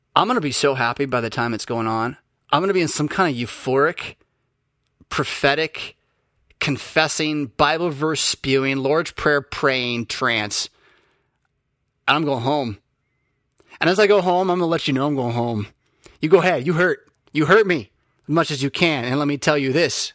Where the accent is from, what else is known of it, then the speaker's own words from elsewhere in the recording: United States; as an American